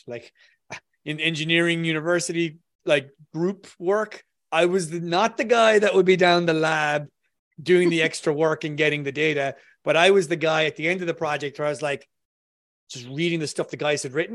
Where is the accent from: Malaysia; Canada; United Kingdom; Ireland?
Ireland